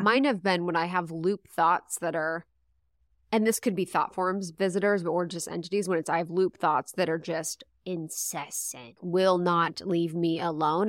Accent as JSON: {"language": "English", "region": "Ohio", "country": "United States", "tie": "born or raised there", "also_born_or_lived": "Los Angeles", "moved": "yes", "said": "growing up in Ohio"}